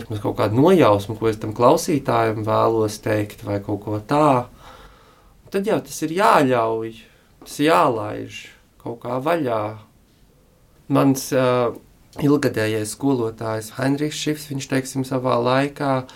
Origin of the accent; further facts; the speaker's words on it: Latvia; moved away; tā ir mana, mana dzimtene